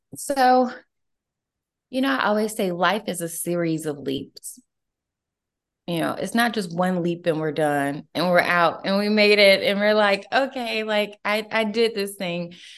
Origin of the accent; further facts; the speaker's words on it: Atlanta, Georgia, United States; I'm originally from Atlanta, Georgia. So I'm a true Georgia girl through and through